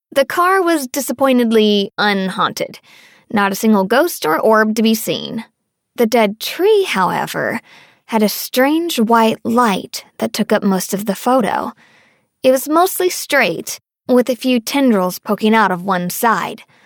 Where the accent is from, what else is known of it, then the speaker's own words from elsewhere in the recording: Northern Virginia, United States; I grew up in Northern Virginia, just outside of Washington, D.C.